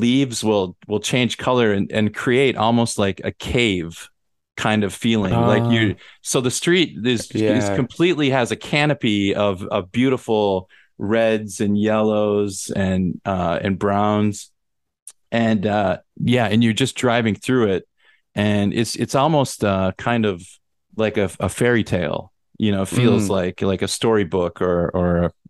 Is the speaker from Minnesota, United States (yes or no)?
yes; Minnesota, United States; I grew up in Minnesota, where there's a very beautiful fall.